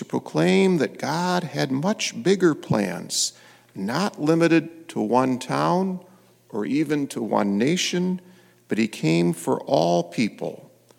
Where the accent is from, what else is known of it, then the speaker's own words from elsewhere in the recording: Fowlerville, Michigan, United States; I grew up in Fowlerville